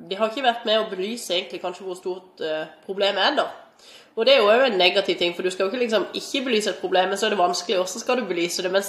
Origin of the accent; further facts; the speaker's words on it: Stavanger, Rogaland, Norway; Jeg har sett, i hvert fall jeg kommer fra Stavanger, så lett å sammenligne med det, men der er det altså gratis å gå i svømmehallen for barn helt fram til de er tolv år, ikke sant.